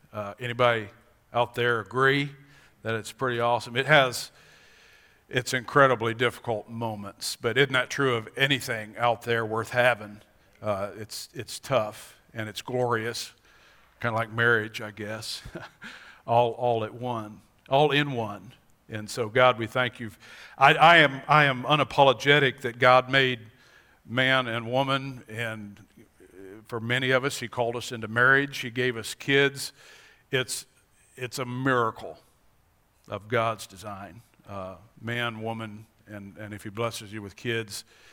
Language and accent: English; Montana, United States; born there; We all know I was born in Montana. There are many days I wish I was in Montana so I could go hiking